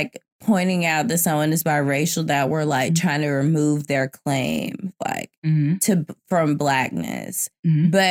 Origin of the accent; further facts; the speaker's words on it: the South, United States; moved away; also born or lived in New York; I'm from the South